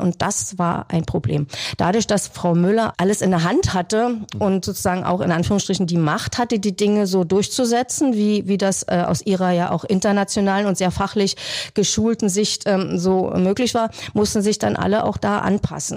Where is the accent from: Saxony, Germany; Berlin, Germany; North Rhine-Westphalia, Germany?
Berlin, Germany; moved away as an adult; now in Wildau, Germany; Eigentlich bin ich ja eine waschechte Berlinerin